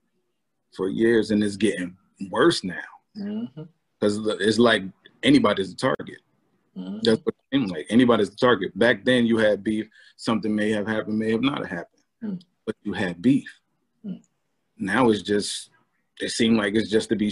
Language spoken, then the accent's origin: English; Albany, United States; growing up in Albany